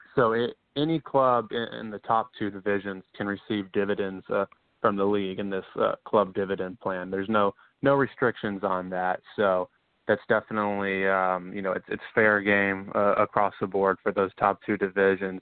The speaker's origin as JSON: {"language": "English", "town": "Charlotte", "region": "North Carolina", "country": "United States", "said": "I'm from Charlotte, North Carolina"}